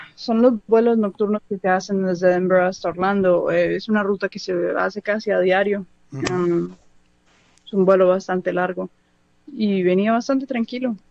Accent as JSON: {"language": "Spanish", "town": "Medellín", "region": "Antioquia", "country": "Colombia", "tie": "born or raised there", "also_born_or_lived": "Los Angeles, United States", "moved": "as an adult", "lives_now": "United States", "said": "nací en Los Ángeles y me crié en Colombia, pero en el 2006 me vine yo solo para acá"}